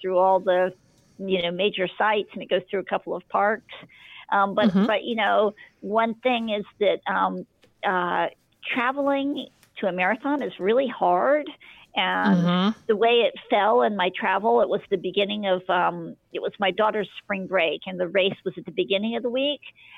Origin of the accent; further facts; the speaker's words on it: United States; And, you know, as an American runner, you're used to having Gatorade every couple of miles.